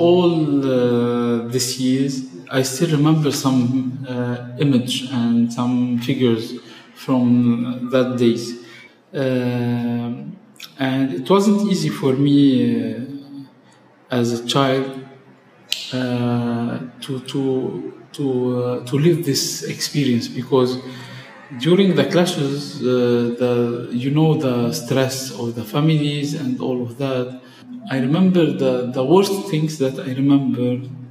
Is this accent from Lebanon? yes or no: yes; Tripoli, North Governorate, Lebanon; accent: Tripolitan; I have been born in Tripoli. I'm originally from Tripoli. And I spent all my life living and working in Tripoli and surrounding.